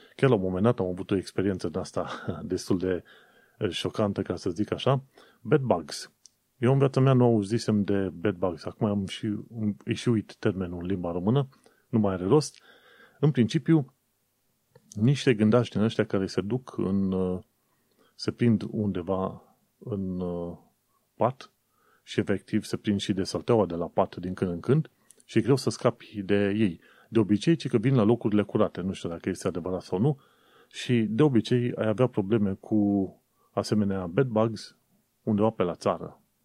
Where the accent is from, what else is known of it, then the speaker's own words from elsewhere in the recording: Romania; moved away as an adult; now in London, United Kingdom; încă făceam muncă pentru firma din România